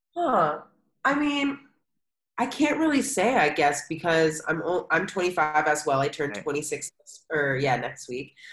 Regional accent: United States; moved away as an adult; also born or lived in Philadelphia; now in Chiang Mai, Thailand; also living and growing up in America

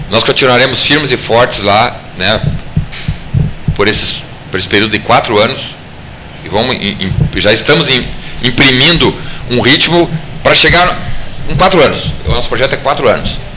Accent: Santo Ângelo, Rio Grande do Sul, Brazil; also born or lived in Brasília; now in Porto Alegre, Brazil; Eu sou de Santo Ângelo.

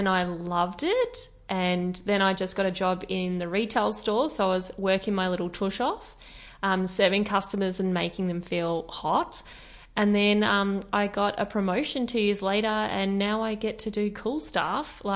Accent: Torquay, Victoria, Australia; now in Melbourne, Australia; Torquay, if those who are listening are not aware of it, it's a surfy town

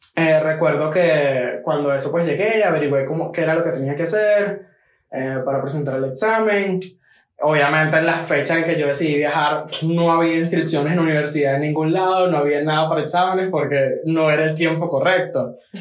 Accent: Maracay, Aragua, Venezuela; moved away as an adult; also born or lived in Villa de Cura; now in Medellín, Colombia; Yo nací en Villa de Cura, pero a los dos añitos nos mudamos para Maracay y básicamente crecí allá

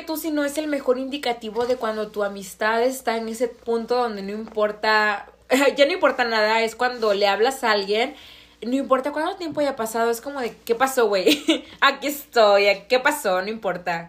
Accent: Tabasco, Mexico; moved away; Yo vengo de un estado de, bueno, del estado de Tabasco

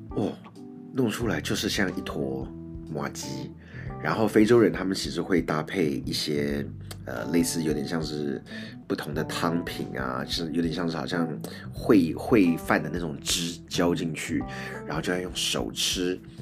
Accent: Taiwan; 我是从台湾来的

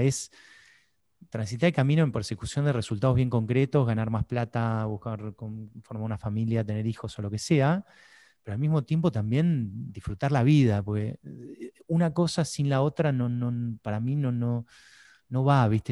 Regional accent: Buenos Aires, Argentina; siendo argentino, porteño

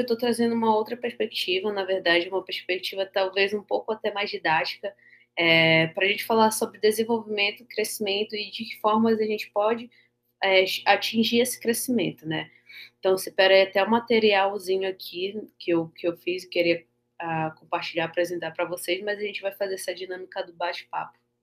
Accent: Amapá, Brazil; sou do Amapá, extremo norte do Brasil

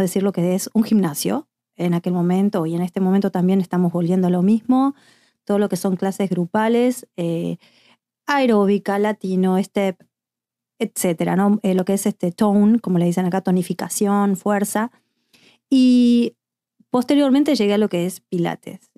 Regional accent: Montevideo, Uruguay; moved away; yo soy de Montevideo, Uruguay

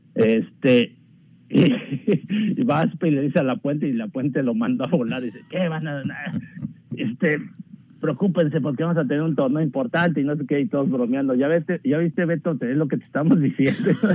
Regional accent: Texcoco, State of Mexico, Mexico; yo soy de Texcoco, Estado de México

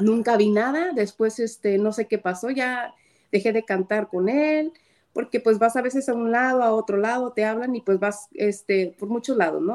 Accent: Guadalajara, Jalisco, Mexico; soy tapatía

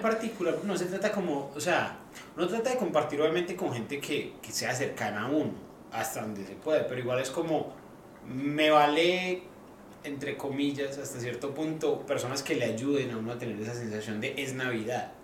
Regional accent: Medellín, Antioquia, Colombia; now in Australia; en Colombia, por ejemplo, en Medellín, que hacemos buñuelos

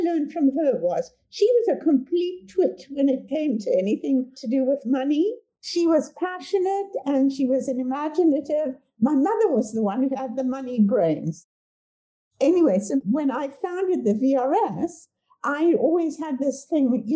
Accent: South Africa; moved away as an adult; also born or lived in Cape Town, South Africa; now in Vancouver, Canada; I grew up in South Africa

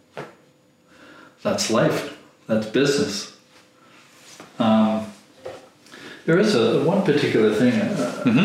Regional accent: Canada; I'm not German, I'm not Swiss, I'm not Norwegian, I'm Canadian

